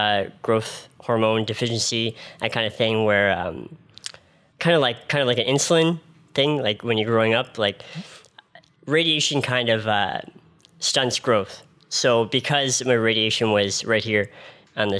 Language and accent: English; Ottawa, Ontario, Canada; I'm from right here in Ottawa